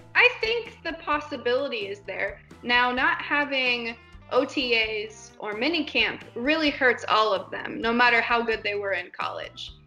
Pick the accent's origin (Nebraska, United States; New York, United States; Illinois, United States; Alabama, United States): Nebraska, United States; I grew up in Nebraska, which hmm. is in the middle of the U.S.